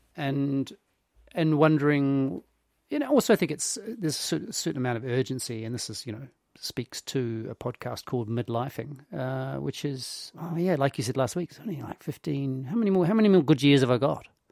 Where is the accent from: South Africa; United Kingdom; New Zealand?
New Zealand